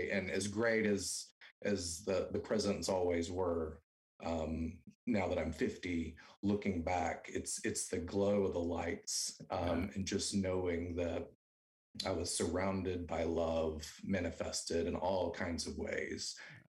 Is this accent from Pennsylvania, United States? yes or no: no; Alabama, United States; now in Texas, United States; Yes, I am from Alabama. I grew up the youngest of four